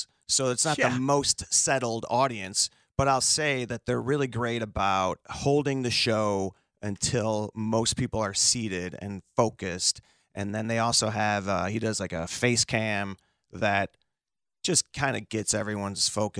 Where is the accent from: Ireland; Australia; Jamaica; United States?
United States; Chicago, Illinois; because I grew up on the Southside taking the Dan. I never was on 290. If you can avoid be a regular Chicagoan and not have to deal with the Eisenhower.